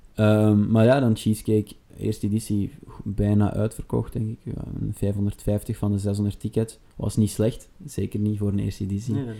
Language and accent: Dutch; Sint-Niklaas, Flanders, Belgium; moved away as an adult; now in Antwerp, Belgium; geboren te Sint-Niklaas en momenteel woonachtig in Antwerpen.